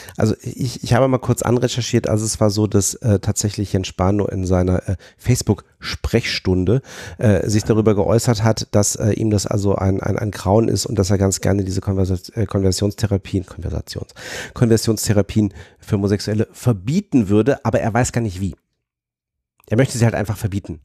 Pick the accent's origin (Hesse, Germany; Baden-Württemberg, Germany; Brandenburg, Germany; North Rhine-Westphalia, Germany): Hesse, Germany; Fulda; moved away; also ich bin ja gebürtig aus Fulda